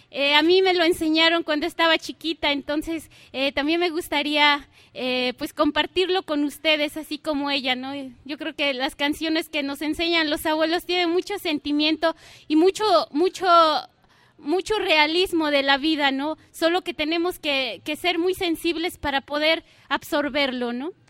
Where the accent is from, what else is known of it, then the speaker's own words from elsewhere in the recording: Hueyapan, Morelos, Mexico; Nosotros también estamos haciendo radio ahí en, mi pueblo, Hueyapan.